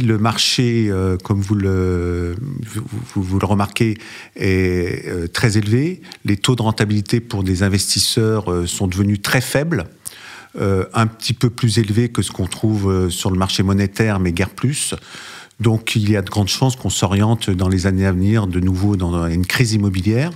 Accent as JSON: {"language": "French", "town": "Lyon", "region": "Auvergne-Rhône-Alpes", "country": "France", "tie": "born or raised there", "also_born_or_lived": "Paris", "moved": "yes", "said": "je me suis installé au départ à Lyon d'ailleurs, puisque c'était ma ville natale"}